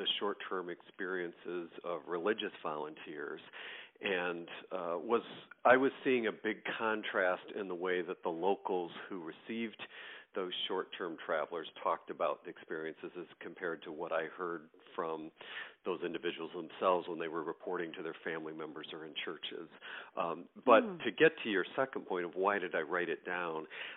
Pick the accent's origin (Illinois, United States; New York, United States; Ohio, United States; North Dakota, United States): New York, United States; Greater New York area, United States; now in Michigan, United States; I'm originally from the East Coast, New York, Greater New York area, and currently live in the state of Michigan